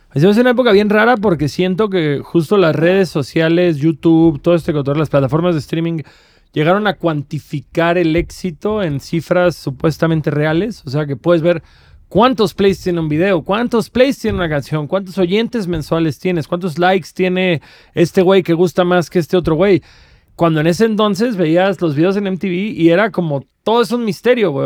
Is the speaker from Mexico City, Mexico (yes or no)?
no; Cancún, Quintana Roo, Mexico; soy de Cancún